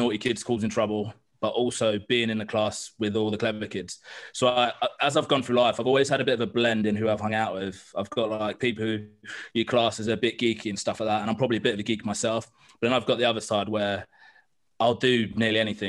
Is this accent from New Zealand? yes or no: no; London, United Kingdom; I grew up in East London on the borderline of Essex